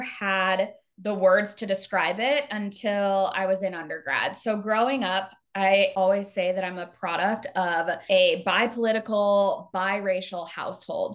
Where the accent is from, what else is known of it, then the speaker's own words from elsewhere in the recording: Arizona, United States; now in Chicago, United States; I'm originally from Arizona.